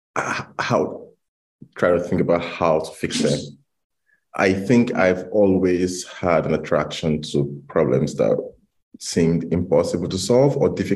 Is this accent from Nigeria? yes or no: yes; Nigeria; moved away as an adult; now in London, United Kingdom; growing up in Nigeria